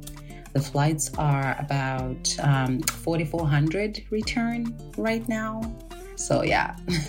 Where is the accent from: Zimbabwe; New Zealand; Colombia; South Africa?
Zimbabwe; now in Vancouver, Canada; I am originally from Zimbabwe, born and raised. I live in Canada now, in Vancouver.